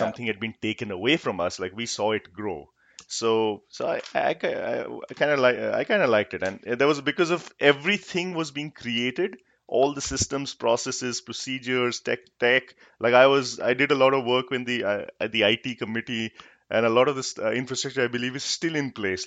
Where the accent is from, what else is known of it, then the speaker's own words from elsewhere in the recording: Jaipur, Rajasthan, India; also born or lived in Kolkata; I grew up in Jaipur